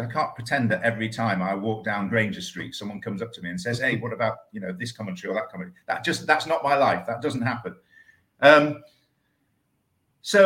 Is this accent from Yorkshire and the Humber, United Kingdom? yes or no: yes; York, Yorkshire and the Humber, United Kingdom; I was brought up in York